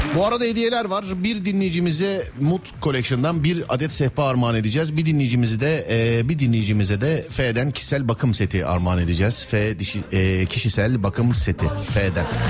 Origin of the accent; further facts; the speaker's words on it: Istanbul, Turkey; Ben İstanbulluyum.